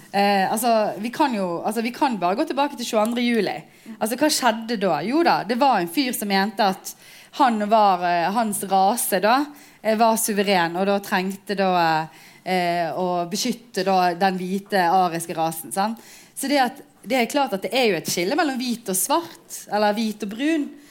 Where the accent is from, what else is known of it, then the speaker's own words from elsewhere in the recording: Bergen, Vestland, Norway; Jeg er født og oppvokst her i Bergen, men har foreldre eh, som kom til Norge som arbeidsinnvandrere